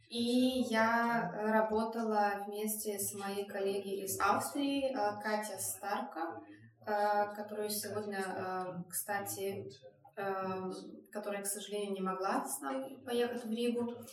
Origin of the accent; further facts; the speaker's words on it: Lithuania; так как я из Литвы